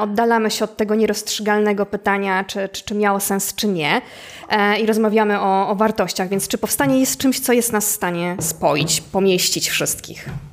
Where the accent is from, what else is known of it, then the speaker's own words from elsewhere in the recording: Łódź, Łódź Voivodeship, Poland; jestem, e, jestem z Łodzi